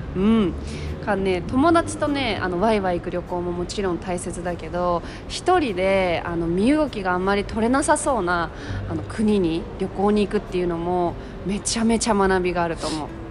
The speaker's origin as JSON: {"language": "Japanese", "region": "Tokyo", "country": "Japan", "tie": "born or raised there", "said": "東京でさ私生まれ育っているから"}